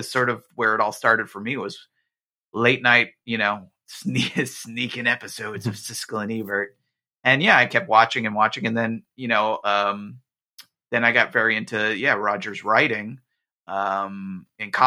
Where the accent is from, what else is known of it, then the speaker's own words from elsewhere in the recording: New Jersey, United States; I grew up in New Jersey, where, you know, we were getting the local like Fox New York stations